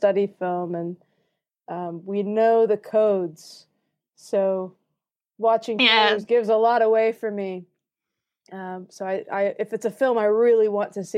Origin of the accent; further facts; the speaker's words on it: United States; accent: American; moved away as an adult; now in Bradford, United Kingdom; I'm living in Bradford, studying in Norwich, and I'm from America